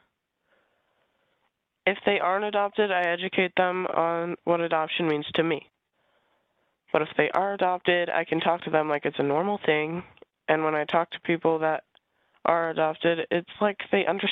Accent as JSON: {"language": "English", "region": "Iowa", "country": "United States", "tie": "born or raised there", "said": "I was born in Iowa, and I was adopted as an infant"}